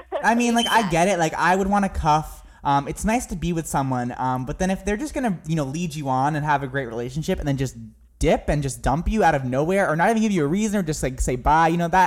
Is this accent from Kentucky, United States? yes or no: no; New Hampshire, United States; I'm from New Hampshire. That's where I'm from.